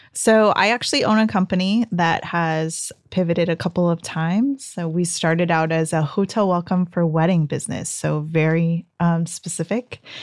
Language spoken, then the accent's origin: English; Ontario, California, United States; I grew up in the Inland Empire, so um, Ontario upland area